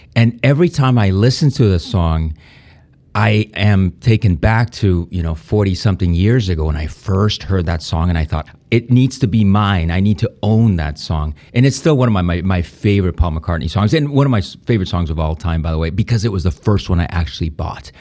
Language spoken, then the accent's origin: English; Spain; English is a second language; moved away; also born or lived in Mallorca; growing up in Spain